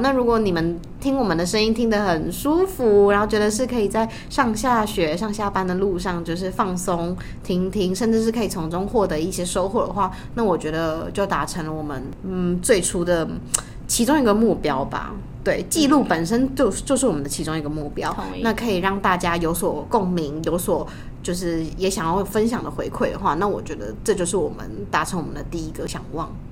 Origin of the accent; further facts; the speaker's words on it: Tainan, Taiwan; 我们是台南人